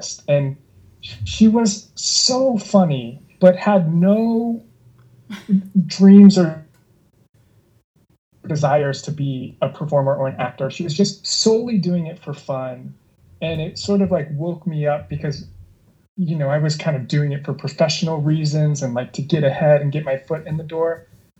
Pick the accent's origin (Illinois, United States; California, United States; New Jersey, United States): California, United States; Long Beach; also born or lived in New York; I'm from Long Beach originally, and then I went to USC. So I've kind of always been in the Southern California world